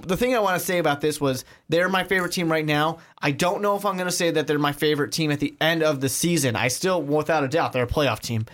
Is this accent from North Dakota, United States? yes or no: no; Chicago, Illinois, United States; I'm from Chicago.